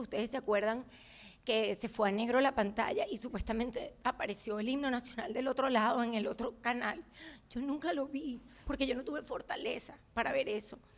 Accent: Venezuela; moved away as an adult; also born or lived in Montevideo, Uruguay; now in United States; yo nací en Montevideo y a los dos meses por la dictadura mis padres se van a Venezuela y, ahí, es así como me convierto en una venezolana que nació en Uruguay

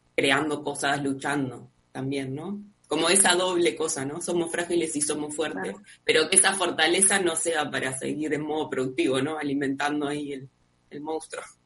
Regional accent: Uruguay; acá en Uruguay

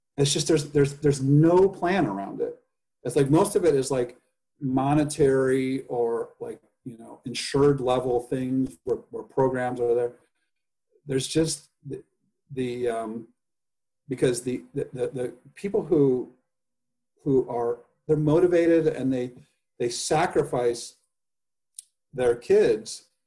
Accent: Indiana, United States; also born or lived in Los Angeles; now in San Francisco, United States; I grow up in indiana

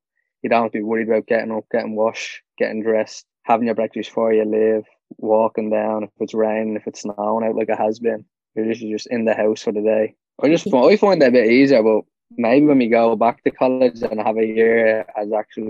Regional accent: Dublin, Leinster, Ireland; I'm from Dublin

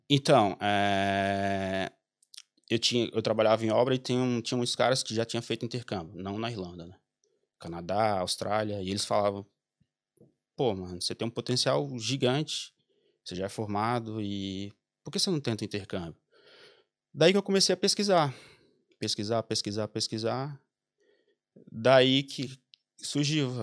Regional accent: Mossoró, Rio Grande do Norte, Brazil; moved away as an adult; also born or lived in Goiás / Belém / São Paulo / Chile; eu sou de Mossoró, Rio Grande do Norte

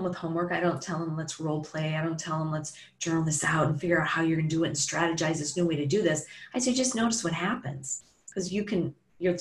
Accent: Chicago, Illinois, United States; Chicago where I'm from

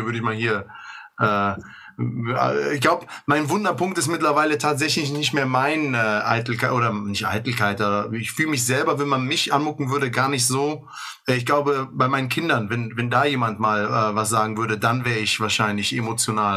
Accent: Bonn, North Rhine-Westphalia, Germany; ich komme aus Godesberg

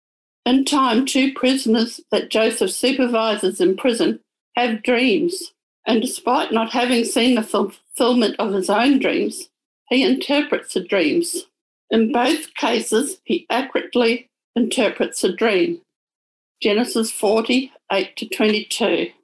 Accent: New Zealand; moved away as an adult; now in Sydney, Australia; As a young adult, God planted in me a desire to come to Sydney. I came from New Zealand, and God worked out a way for that to happen.

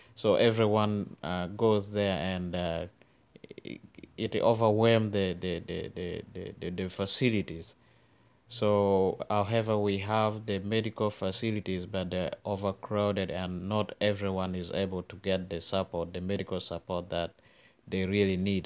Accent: Northern Uganda, Uganda; growing up in northern Uganda

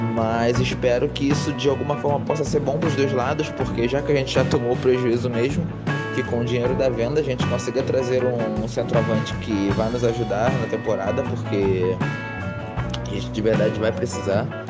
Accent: Rio de Janeiro, Brazil; sou aqui do Rio de Janeiro

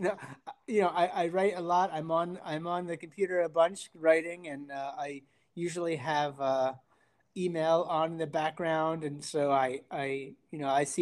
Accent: upstate New York, United States; moved away as an adult; now in Vermont, United States; I grew up in upstate New York

